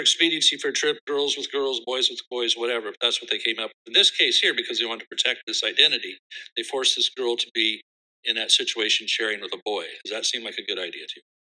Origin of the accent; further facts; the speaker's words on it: California, United States; my home state of California